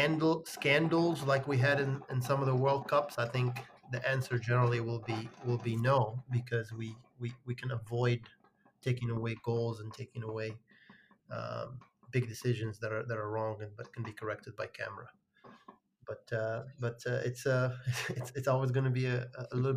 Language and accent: English; Morocco; moved away; I grew up in Morocco